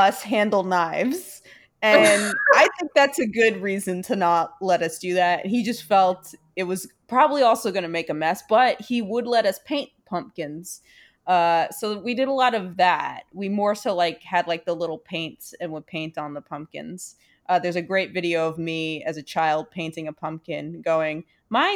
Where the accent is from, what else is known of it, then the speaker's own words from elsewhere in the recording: New York City, New York, United States; moved away as an adult; growing up in Brooklyn.